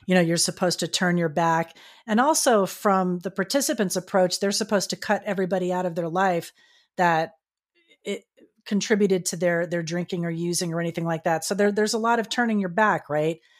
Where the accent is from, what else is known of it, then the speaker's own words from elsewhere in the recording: Florida, United States; now in California, United States; my home state of Florida, I'm here in California